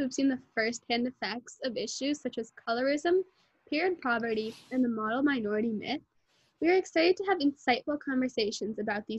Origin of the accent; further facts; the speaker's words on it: United States; Being Indian American has made us who we are today